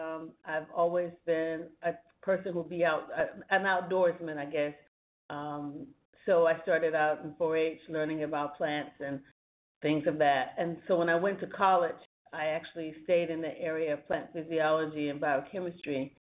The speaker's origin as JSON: {"language": "English", "country": "United States", "tie": "born or raised there", "also_born_or_lived": "Portsmouth, Virginia / Virginia", "moved": "yes", "lives_now": "Louisiana, United States", "said": "in Portsmouth, Virginia, and raised between North Carolina and South Carolina."}